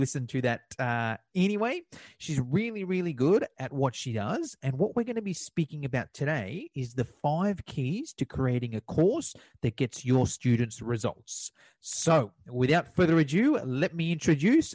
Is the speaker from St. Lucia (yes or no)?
no; Australia; I'm from Australia